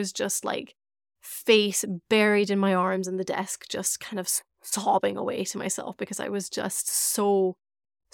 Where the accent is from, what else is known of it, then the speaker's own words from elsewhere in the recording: Scotland, United Kingdom; I grew up in Scotland. I grew up in the UK